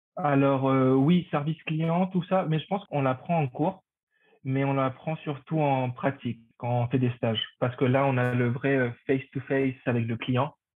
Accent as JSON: {"language": "French", "country": "Paraguay", "tie": "born or raised there", "first_language": "Spanish", "second_language": "French", "moved": "as an adult", "lives_now": "Paris, France", "said": "Je viens du Paraguay. J'étais au lycée français du Paraguay"}